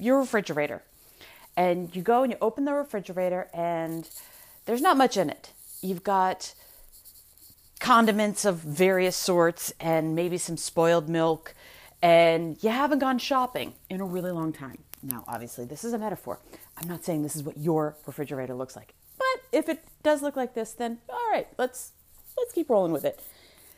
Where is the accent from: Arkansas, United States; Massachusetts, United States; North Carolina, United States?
Massachusetts, United States; I'm from Massachusetts.